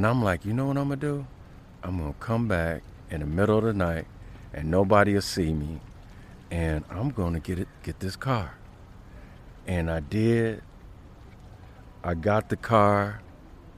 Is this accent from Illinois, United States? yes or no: yes; University Park, Illinois, United States; also born or lived in Chicago; I grew up near University Park, the south suburbs of Chicago